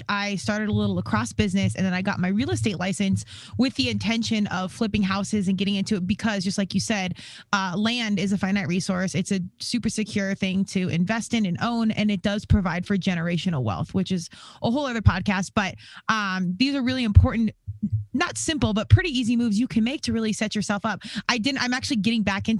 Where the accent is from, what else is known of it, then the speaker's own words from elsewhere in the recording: Aurora, Colorado, United States; moved away as an adult; also born or lived in Virginia; I was from Denver, Colorado, Aurora, really